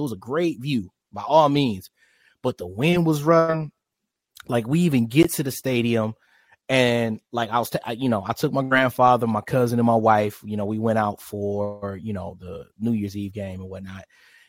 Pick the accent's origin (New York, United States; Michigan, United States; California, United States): Michigan, United States; Detroit; now in Charlotte, United States; I'm from Detroit, born and raised.